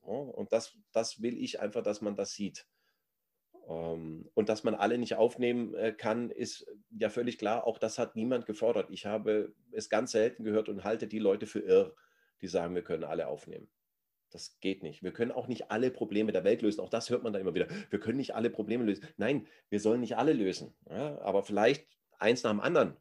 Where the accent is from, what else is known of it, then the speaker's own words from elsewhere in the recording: Germany; wir als Deutsche